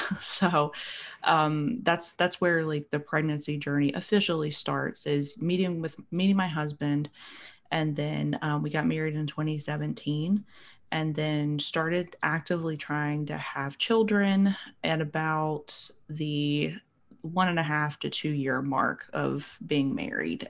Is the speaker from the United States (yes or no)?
yes; Appalachia, United States; I'm from Appalachia